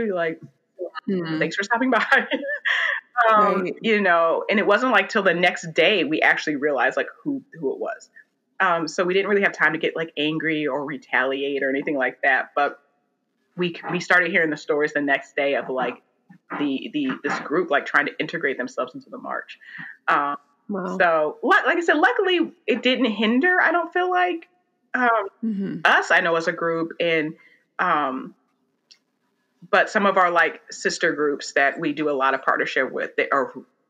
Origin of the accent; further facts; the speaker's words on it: Oberlin, Ohio, United States; I grew up, I'm from Oberlin, Ohio, where Oberlin College is